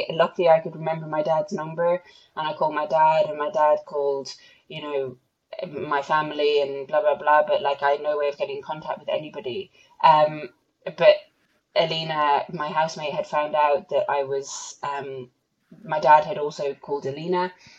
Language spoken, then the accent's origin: English; Ireland; I'm the Irish national champion.